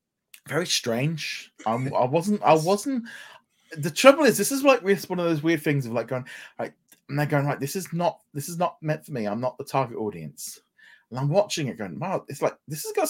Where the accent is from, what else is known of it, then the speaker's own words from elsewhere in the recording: England, United Kingdom; as an English person